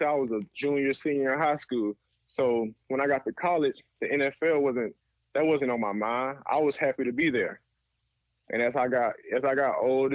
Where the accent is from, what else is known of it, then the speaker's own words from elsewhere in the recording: Birmingham, Alabama, United States; moved away as an adult; also born or lived in Canada; I'm a kid from Birmingham